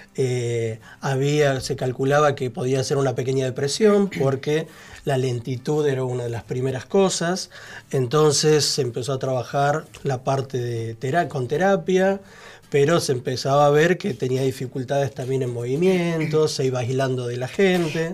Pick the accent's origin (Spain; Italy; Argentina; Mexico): Argentina; Santa Fe; now in Buenos Aires, Argentina; nosotros somos de Santa Fe, de un pueblito de 3.000 habitantes